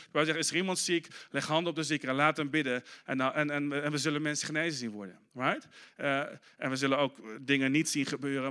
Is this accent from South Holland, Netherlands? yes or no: no; Arnhem, Gelderland, Netherlands; moved away; toen ik in Arnhem opgroeide